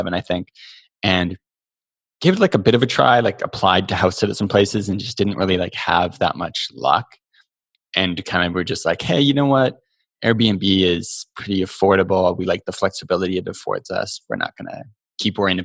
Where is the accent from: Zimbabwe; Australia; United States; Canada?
Canada; we are lucky to be Canadian